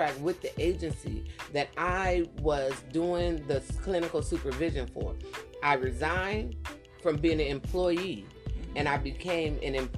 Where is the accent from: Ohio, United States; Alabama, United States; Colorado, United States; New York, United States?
Ohio, United States; a few miles from Cleveland; it was a few miles away from my hometown. I believe it was in Cleveland, Ohio.